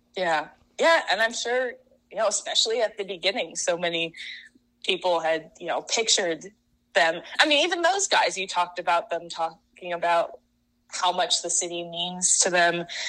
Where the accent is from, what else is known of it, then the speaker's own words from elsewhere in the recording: Seattle, Washington, United States; moved away as an adult; also born or lived in San Francisco; now in Chicago, United States; I'm originally from Seattle